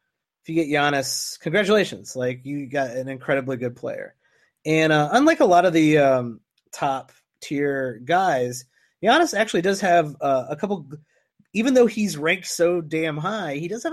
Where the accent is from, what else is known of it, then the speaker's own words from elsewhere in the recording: Midwest, United States; I'm from the Midwest